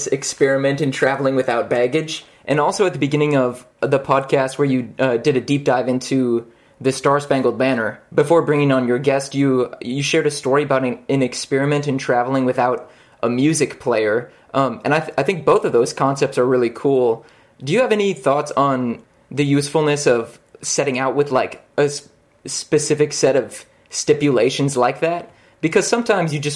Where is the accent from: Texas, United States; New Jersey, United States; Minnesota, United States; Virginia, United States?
Minnesota, United States; Minneapolis; now in La Crosse, United States; I hail from Twin Cities, Minnesota